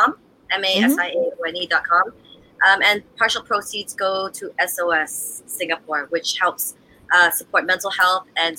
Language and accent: English; Canada; moved away as an adult; also born or lived in United States / Jamaica; I grew up in Canada. I worked in America.